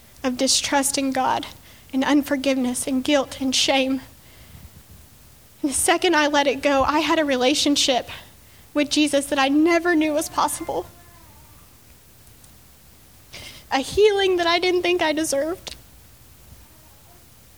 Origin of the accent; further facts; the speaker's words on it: Texas Panhandle, United States; I woke up in a hospital in Dallas, Texas, which was 6 hours away from my hometown